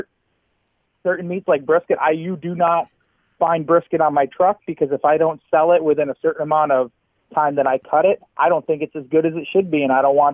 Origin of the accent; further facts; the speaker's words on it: Syracuse, New York, United States; also born or lived in Oswego County, New York / Fayetteville, New York; I'm from the South Side. I'm so much from Syracuse